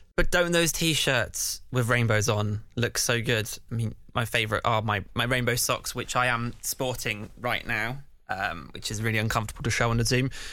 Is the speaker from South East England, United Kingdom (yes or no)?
yes; Canterbury, South East England, United Kingdom; moved away as an adult; now in London, United Kingdom; Canterbury Pride, because that's my hometown